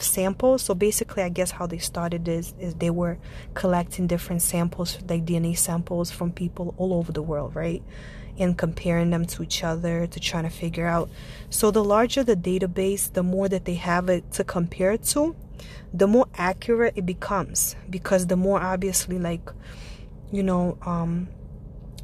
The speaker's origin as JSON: {"language": "English", "town": "Ivanovo", "region": "Ivanovo Oblast", "country": "Russia", "tie": "born or raised there", "moved": "yes", "lives_now": "United States", "said": "I am born and raised Russian. I come from a city. It's called the City of Brides. It's called Ivanova, and it's located not too far from Moscow"}